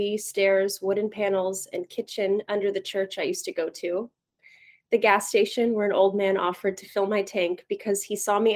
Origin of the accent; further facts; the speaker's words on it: Turlock, California, United States; I am from a small town in the Central Valley of California called Turlock, California.